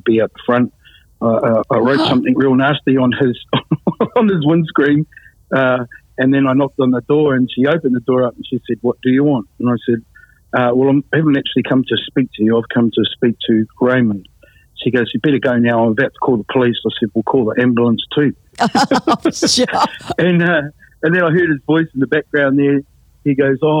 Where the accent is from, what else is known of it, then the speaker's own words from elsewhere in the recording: New Zealand; moved away as an adult; also born or lived in Sydney, Australia; I don't really want to stay in my hometown